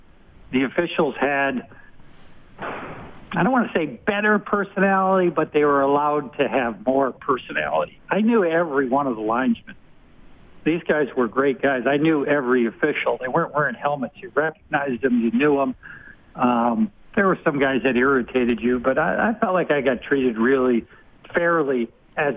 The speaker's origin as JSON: {"language": "English", "region": "Rhode Island", "country": "United States", "said": "I'm from Rhode Island"}